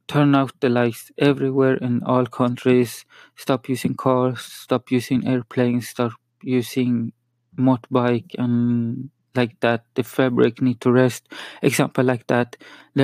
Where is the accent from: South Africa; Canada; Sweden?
Sweden; first language Spanish; English is a second language; also born or lived in Chile; I'm from Sweden. And my actual language is Spanish. I talk Spanish at home. I'm from Chile, so just you know that I speak a lot of more Swedish